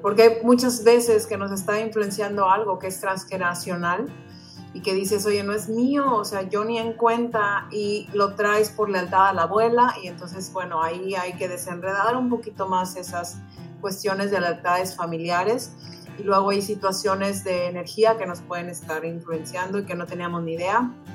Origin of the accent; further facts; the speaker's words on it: Mexico; moved away as an adult; now in United States; yo soy mexicana, tal cual el Chile, yo he vivido en, Estados Unidos ya por más de 15 años